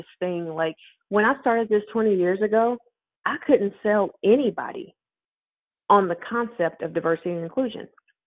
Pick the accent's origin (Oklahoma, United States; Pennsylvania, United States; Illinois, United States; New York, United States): Oklahoma, United States; Tulsa; I'm from Tulsa, Oklahoma